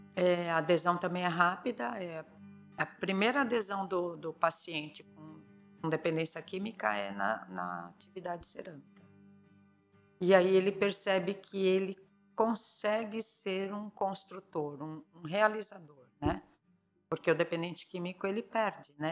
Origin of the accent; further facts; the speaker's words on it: São Paulo, Brazil; moved away as an adult; now in São Sebastião, Brazil; na infância eu sou de São Paulo, né? São Paulo capital, Vila Prudente